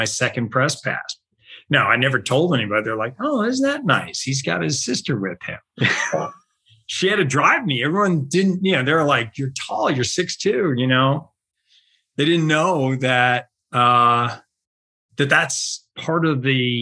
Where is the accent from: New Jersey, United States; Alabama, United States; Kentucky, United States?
New Jersey, United States; right outside of Princeton, central; I grew up in New Jersey, mm-hmm. and central New Jersey, right outside of Princeton